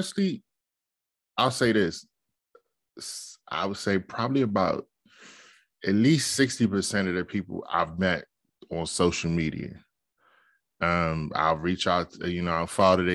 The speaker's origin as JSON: {"language": "English", "town": "Capitol Heights", "region": "Maryland", "country": "United States", "said": "I'm from Capitol Heights, Maryland."}